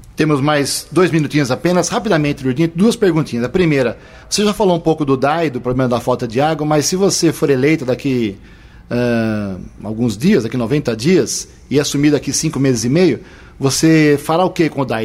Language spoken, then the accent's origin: Portuguese; Americana, São Paulo, Brazil; eu também nasci aqui